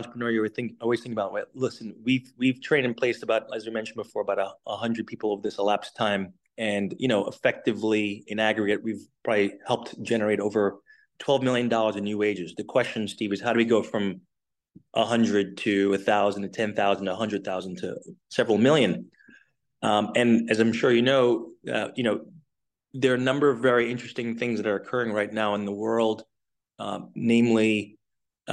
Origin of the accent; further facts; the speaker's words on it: St. Lucia; now in United States; I'm originally from the Caribbean, from St. Lucia